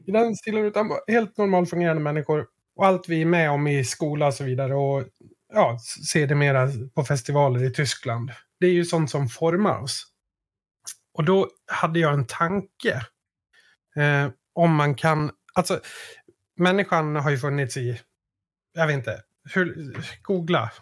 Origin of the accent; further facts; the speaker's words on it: Sweden; för mig som svensk